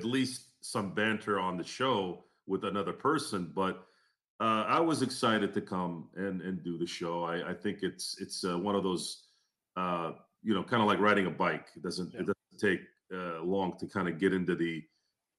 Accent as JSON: {"language": "English", "town": "Turlock", "region": "California", "country": "United States", "tie": "born or raised there", "said": "I grew up in Turlock, California."}